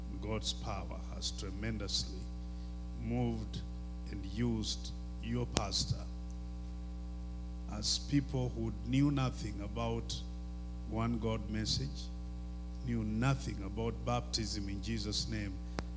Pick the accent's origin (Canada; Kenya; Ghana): Kenya; I am from Kenya